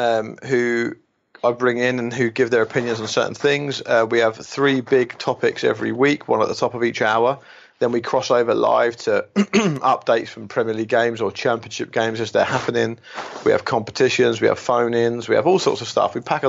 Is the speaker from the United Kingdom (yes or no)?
yes; England, United Kingdom; I mean, that's my home country, of course, and I do think it might be because I'm closer to it